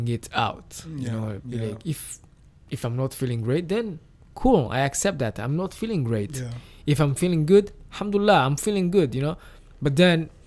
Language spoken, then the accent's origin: English; Kigali, Rwanda; me growing up in Nyamirambo in Rwanda